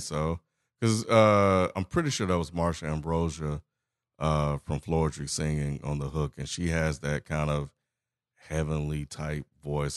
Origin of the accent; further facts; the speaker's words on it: Mississippi, United States; I'm from Mississippi